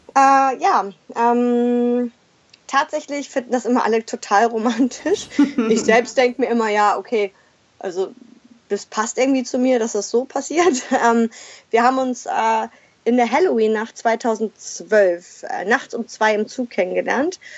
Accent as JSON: {"language": "German", "region": "Schleswig-Holstein", "country": "Germany", "also_born_or_lived": "Berlin / Hamburg / Mexico", "moved": "as an adult", "said": "Ich komme selber aus Schleswig-Holstein, also ich bin also quasi der Heimat auch wieder näher gekommen"}